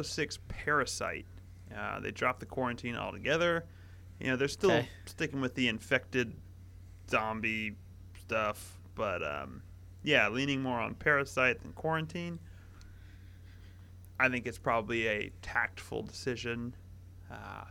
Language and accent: English; Kentucky, United States; I'm from Kentucky.